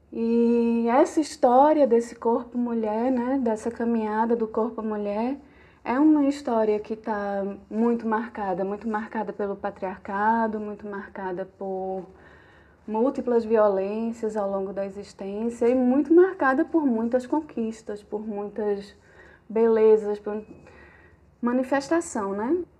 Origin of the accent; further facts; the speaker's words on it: Garanhuns, Pernambuco, Brazil; also born or lived in Caruaru / Recife; Eu sou garanhuense, né? Sou de Garanhuns.